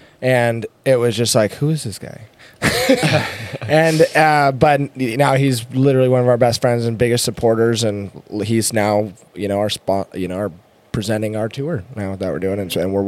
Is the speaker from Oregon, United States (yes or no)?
yes; Oregon, United States; now in San Diego, United States; Oregon, originally.